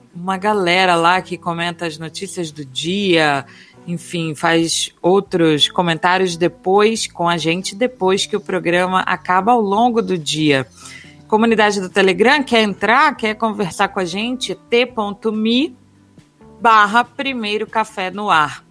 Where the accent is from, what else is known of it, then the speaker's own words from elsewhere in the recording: Minas Gerais, Brazil; accent: carioca; also born or lived in Rio de Janeiro, Brazil / Florianópolis, Brazil; now in São Paulo, Brazil; Criada em Minas, já morei em Florianópolis